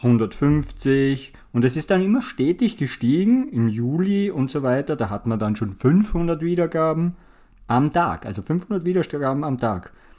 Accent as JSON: {"language": "German", "country": "Austria", "said": "Wir sind ja aus Österreich"}